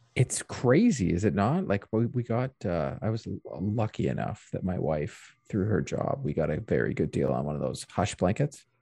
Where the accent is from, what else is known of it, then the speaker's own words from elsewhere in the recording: Canada; as a Canadian